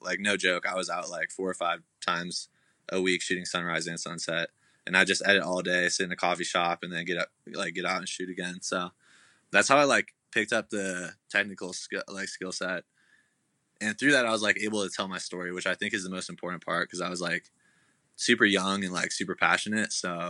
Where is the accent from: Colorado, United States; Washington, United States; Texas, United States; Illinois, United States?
Colorado, United States; moved away as an adult; also born or lived in Oregon; So I'm originally from Colorado, super small town. After I graduated high school, I moved to Oregon to go to college.